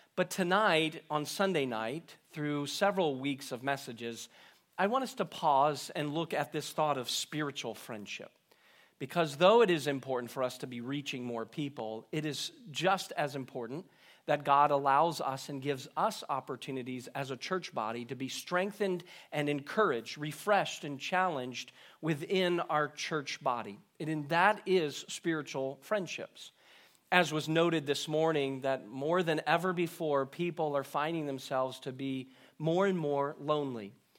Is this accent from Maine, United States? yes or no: yes; Maine, United States; moved away; I remember growing up in Maine